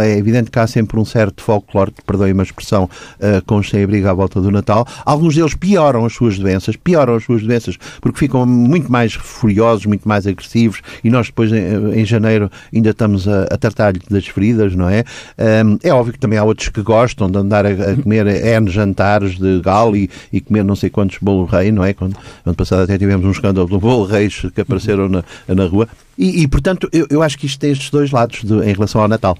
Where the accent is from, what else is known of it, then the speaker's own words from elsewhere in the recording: Lisbon, Portugal; nasci nos Anjos em 54, quando, fui, quando os meus paizinhos me levaram a batizar na Igreja dos Anjos